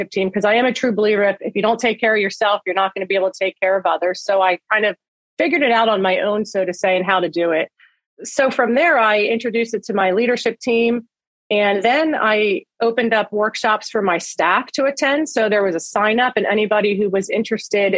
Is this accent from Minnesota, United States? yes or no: no; Phillipsburg, New Jersey, United States; also born or lived in Bethlehem, Pennsylvania; I went back to my hometown. I went back to Phillipsburg High School